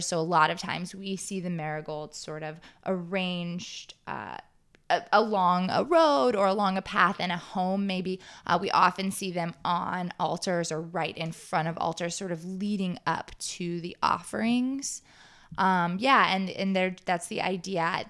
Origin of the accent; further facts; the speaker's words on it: Texas, United States; moved away; I grew up in Texas